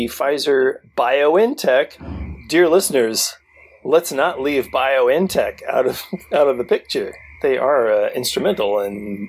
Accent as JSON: {"language": "English", "town": "Cleveland", "region": "Oklahoma", "country": "United States", "tie": "born or raised there", "said": "Hee-haw salutes my hometown of Cleveland, Oklahoma. Population 12,503."}